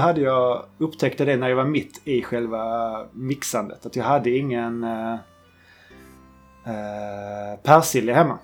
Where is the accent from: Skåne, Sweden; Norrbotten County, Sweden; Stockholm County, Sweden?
Skåne, Sweden; now in southern Norrland, Sweden; jag kan lika bra flytta hem till Skåne igen